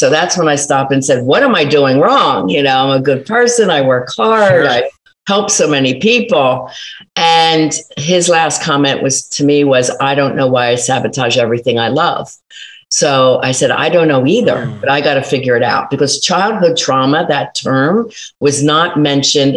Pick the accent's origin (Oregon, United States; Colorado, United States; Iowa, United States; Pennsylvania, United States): Pennsylvania, United States; Philadelphia; now in South Jersey, United States; I'm from Philly, total Philly girl